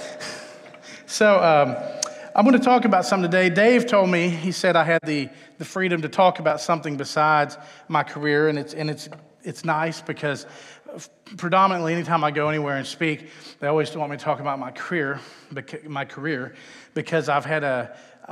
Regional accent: Texas, United States; moved away as an adult; also born or lived in Los Angeles; But I hail from Texas, where I was born and raised.

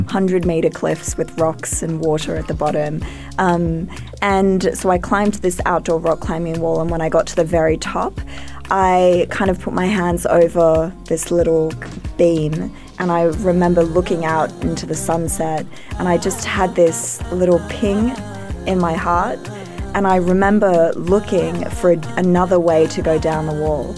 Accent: Australia; I'm an Australian

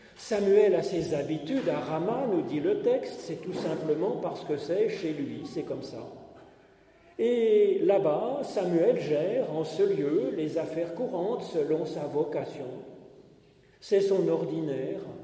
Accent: Paris, Île-de-France, France; il a fait ses études dans le même lycée que moi, le lycée Condorcet à Paris

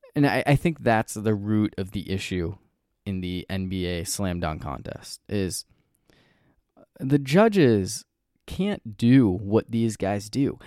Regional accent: New Hampshire, United States; moved away; growing up in New Hampshire, uh, we always had President's Day off school

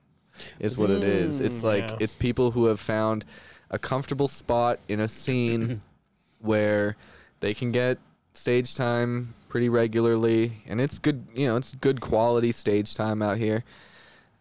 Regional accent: Winnipeg, Manitoba, Canada; also born or lived in Los Angeles; now in Utah, United States; I'm from Canada, so I'm from Winnipeg, which is like dead center of Canada.

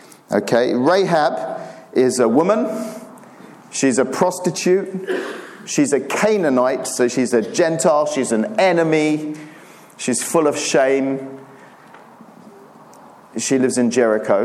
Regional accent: Cyprus; moved away as an adult; also born or lived in Turkey; I grew up in Cyprus, which is a great place to grow up.

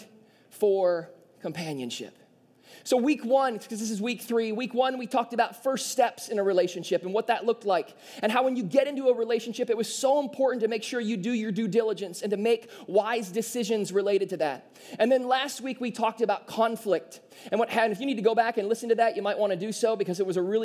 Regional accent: southeast Michigan, United States; me and Caitlin grew up in a very small town in southeast Michigan

